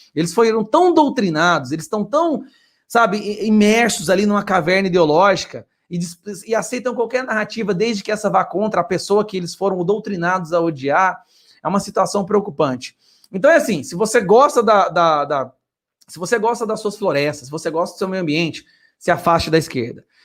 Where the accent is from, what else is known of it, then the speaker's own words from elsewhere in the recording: Goiás, Brazil; eu sou de Goiás